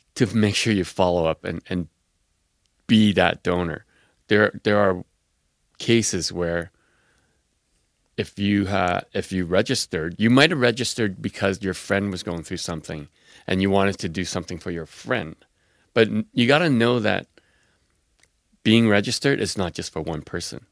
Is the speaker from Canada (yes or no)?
yes; Quebec City, Quebec, Canada; I grew up in Quebec City, which was ma-, mainly Protestant